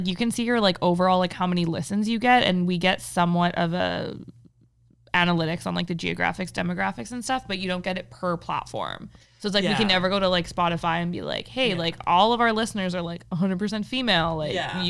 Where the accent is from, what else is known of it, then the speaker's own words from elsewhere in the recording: Canada; we're fucking Canadian